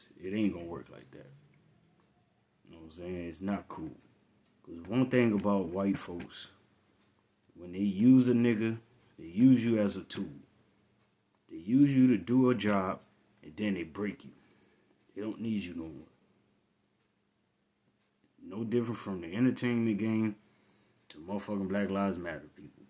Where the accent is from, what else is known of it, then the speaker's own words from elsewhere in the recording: Saginaw, Michigan, United States; I grew up in Saginaw, Michigan, one of the hardest motherfucking cities in Michigan